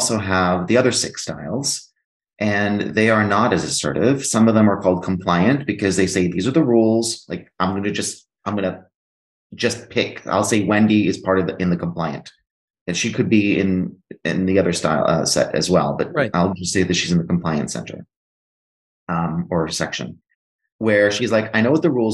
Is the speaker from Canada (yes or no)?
no; Greece; moved away; I'm actually half Greek, and I was raised in Greece.